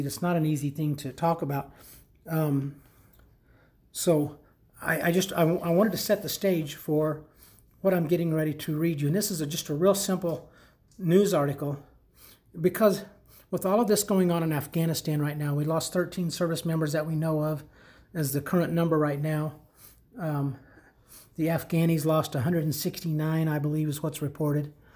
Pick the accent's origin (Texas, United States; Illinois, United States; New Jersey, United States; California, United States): Illinois, United States; moved away; Illinois, my home state. Unfortunately, not, well, I mean, where I'm from, not currently where I reside